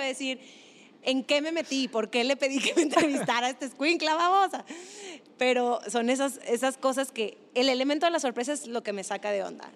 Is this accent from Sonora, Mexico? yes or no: no; Monterrey, Nuevo León, Mexico; moved away as an adult; also born or lived in Mexico City; esa era mi infancia y era una infancia pues en Monterrey